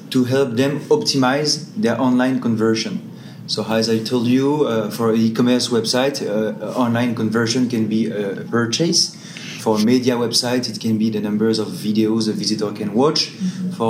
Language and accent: English; Australia; and we want to support them from Singapore because obviously I'm from Australia.